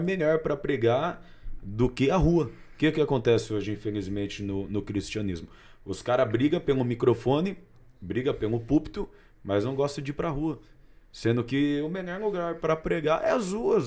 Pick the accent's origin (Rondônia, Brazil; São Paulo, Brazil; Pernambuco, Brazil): São Paulo, Brazil; Cunha; Lá de Cunha, minha cidade raiz